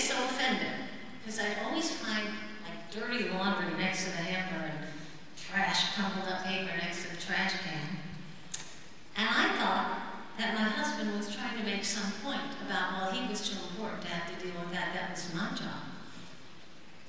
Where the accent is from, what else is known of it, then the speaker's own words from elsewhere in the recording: Midwest, United States; now in Nashville, United States; I'm kind of a creative, go-with-the-flow Midwesterner